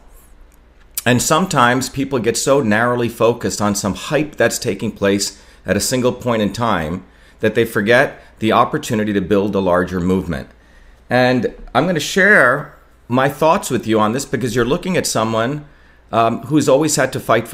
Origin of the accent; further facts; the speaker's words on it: India; now in Massachusetts, United States; I grew up in India, which has a caste system